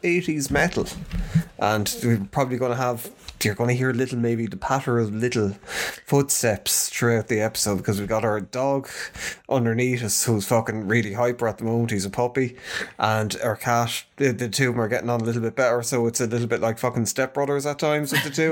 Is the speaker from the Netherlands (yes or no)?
no; Ireland; we're Irish.